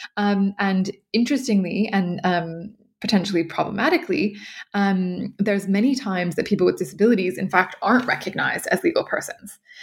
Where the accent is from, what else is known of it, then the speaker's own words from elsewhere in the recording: California, United States; moved away as an adult; also born or lived in New York / Brussels / Ireland; I am originally from California